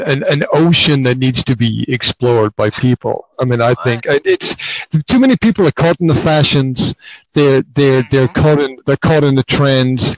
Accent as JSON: {"language": "English", "region": "Highlands of Scotland", "country": "United Kingdom", "tie": "born or raised there", "said": "I grew up in the Highlands of Scotland"}